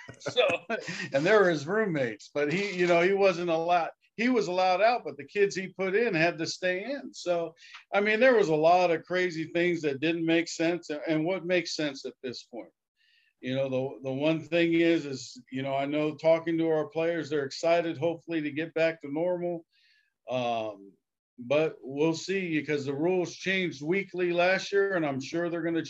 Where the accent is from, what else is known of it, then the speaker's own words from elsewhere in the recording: Hawaii, United States; Growing up in the Hawaiian culture is about being happy and, you know, wasn't too much about money.